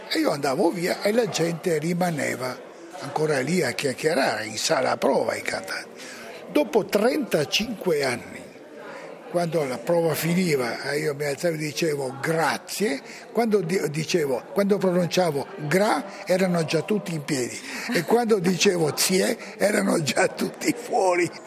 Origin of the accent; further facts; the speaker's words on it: Trieste, Friuli-Venezia Giulia, Italy; Eh, sono originario a Trieste